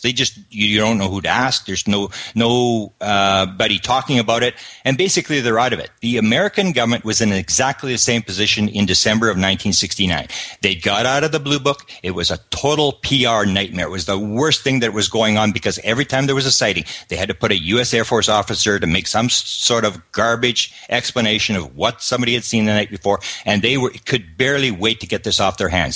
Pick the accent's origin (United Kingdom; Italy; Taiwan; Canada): Canada; I come from Canada